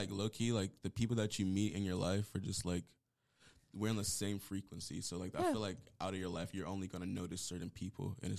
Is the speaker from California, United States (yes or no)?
yes; Palmdale, California, United States; now in Las Vegas, United States; as you guys heard. I'm originally from Palmdale, California. I lived everywhere.